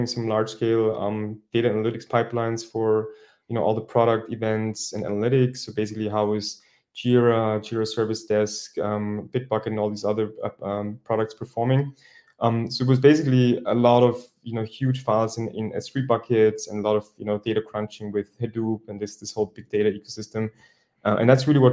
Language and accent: English; Vienna, Austria; I'm originally from Austria, from Vienna